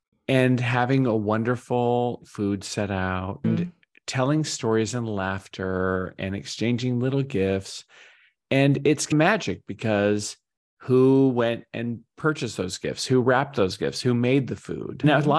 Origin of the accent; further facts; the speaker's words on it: Arizona, United States; Or we grew up in Arizona.